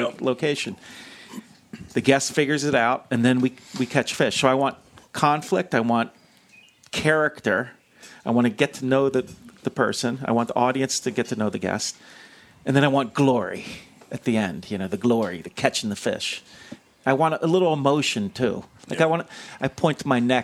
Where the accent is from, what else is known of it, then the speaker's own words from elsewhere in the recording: New York City, New York, United States; I'm from New York City